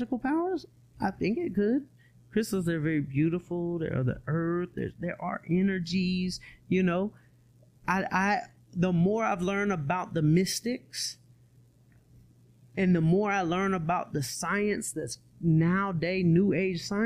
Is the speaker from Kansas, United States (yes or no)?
no; Atlanta, Georgia, United States; I'm from Atlanta